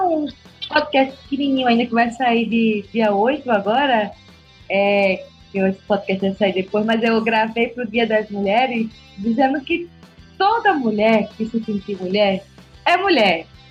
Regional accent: Northeast Brazil, Brazil; moved away; Tem um termo que a gente usa lá na, no Nordeste

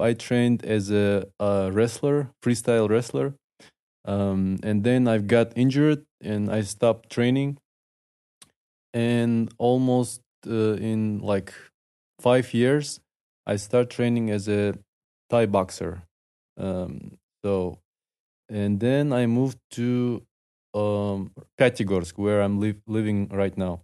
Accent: Dagestan, Russia; English is a second language; I'm from Dagestan

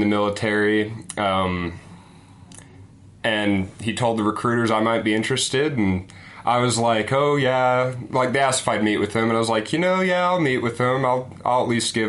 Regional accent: Cedar City, Utah, United States; I grew up in Cedar City, Utah

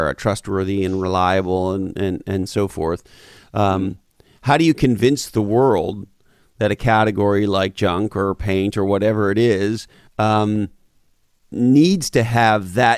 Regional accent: Montreal, Quebec, Canada; moved away; also born or lived in Toronto / Vancouver; I grew up in Montreal, Canada, and I lived in Toronto for years. And so you and I are both Canadians

